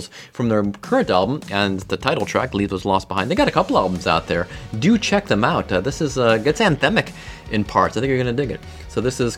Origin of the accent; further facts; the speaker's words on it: Cleveland, Ohio, United States; now in Cincinnati, United States; where we grew up in Cleveland